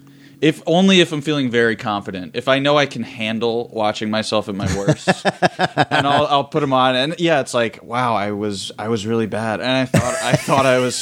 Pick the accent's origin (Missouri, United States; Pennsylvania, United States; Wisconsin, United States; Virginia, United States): Pennsylvania, United States; Philadelphia; now in Los Angeles, United States